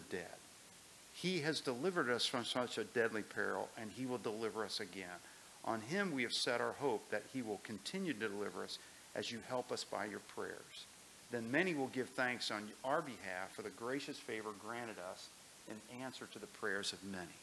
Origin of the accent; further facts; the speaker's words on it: United States; I grew up on the Ohio River